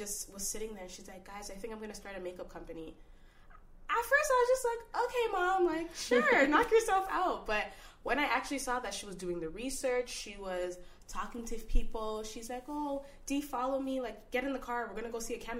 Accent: Ghana; That's very taboo, you know, being Ghanaian, being African, you're going to be a girl and you're not going to be a nurse.

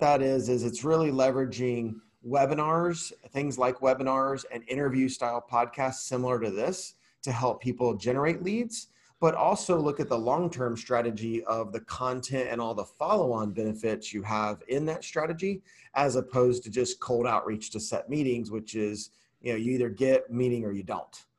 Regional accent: Atlanta, Georgia, United States; I was born in Atlanta, Georgia, I haven't left

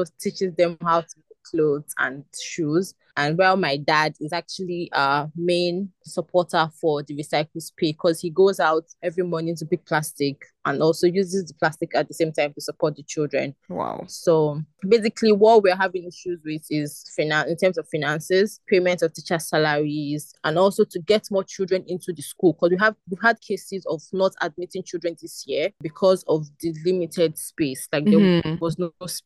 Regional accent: Lagos, Nigeria; also born or lived in Abia State, Nigeria; I grew up in Ajegunle

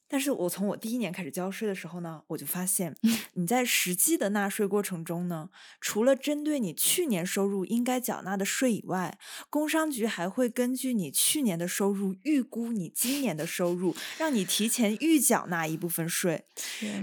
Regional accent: China; now in Italy

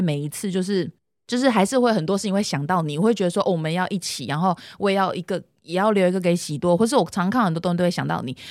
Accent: Hsinchu, Taiwan; also born or lived in Tainan; 那时候我从台南转回来的时候

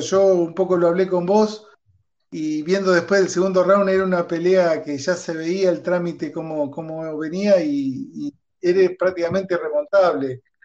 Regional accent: Argentina; como argentino

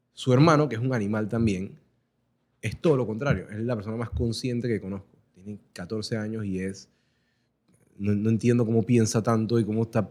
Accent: Panama; Somos, somos panameños

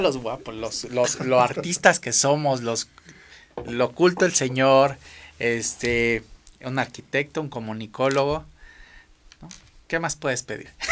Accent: Mexico; como mexicano

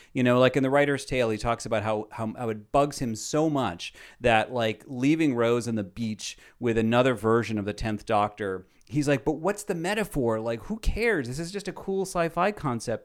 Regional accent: New York City, New York, United States; as a New Yorker

